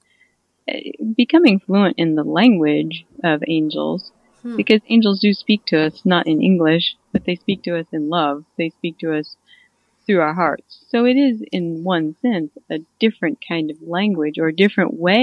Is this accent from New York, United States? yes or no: no; Missouri, United States; I'm from Missouri.